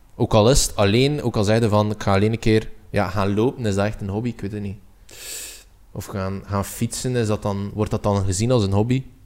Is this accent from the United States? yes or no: no; Belgium; als Belg